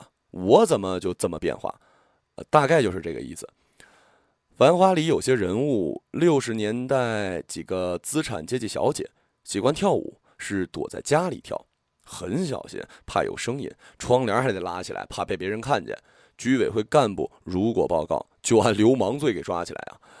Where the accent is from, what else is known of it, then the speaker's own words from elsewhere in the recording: Hong Kong; 第一，呃，大家都懂，怕老婆，这是我们香港人常说的。